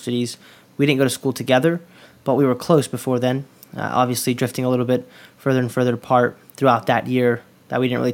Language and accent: English; Durham, North Carolina, United States; also born or lived in Queens, New York; I grew up here in Durham, North Carolina, originally born in Queens, New York